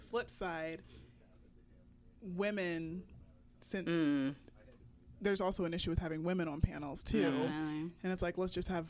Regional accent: Maryland, United States; also born or lived in Texas; when I moved from Texas to Maryland

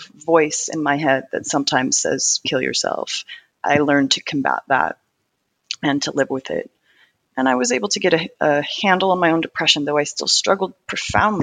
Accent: Gresham, Oregon, United States; I grew up in Portland, Oregon, poorer suburb called Gresham.

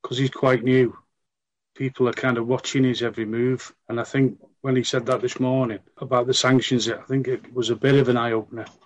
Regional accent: Reading, South East England, United Kingdom; moved away as an adult; now in Wales, United Kingdom; brought up in a, a Ukrainian community in Reading. I moved to Wales in uh, in 1973. I regard myself now as Welsh Ukrainian.

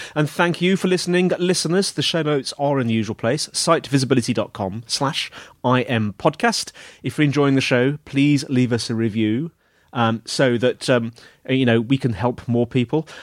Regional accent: United Kingdom; I'm British

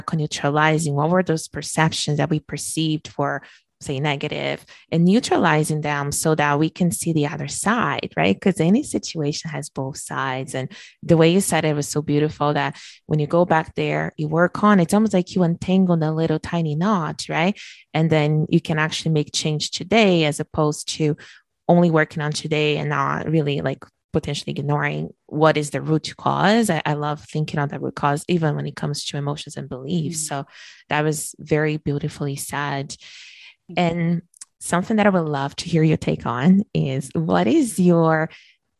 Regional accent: Brazil; moved away as an adult; now in Canada; growing up in Brazil

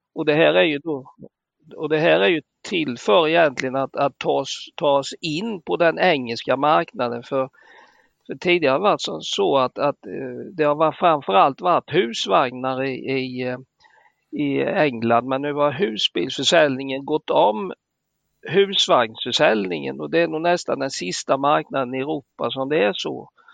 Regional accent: Småland, Sweden; vi som smålänningar

